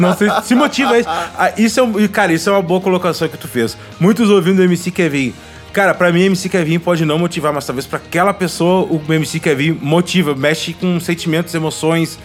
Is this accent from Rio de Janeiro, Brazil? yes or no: no; Gaúcho, Rio Grande do Sul, Brazil; eu sou gaúcho